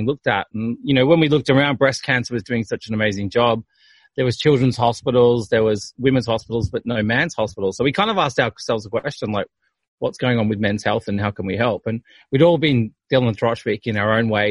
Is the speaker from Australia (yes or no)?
yes; Australia; being Australian